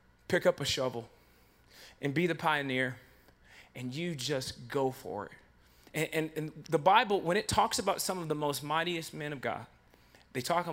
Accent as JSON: {"language": "English", "town": "Rockford", "region": "Illinois", "country": "United States", "tie": "born or raised there", "said": "growing up in Rockford"}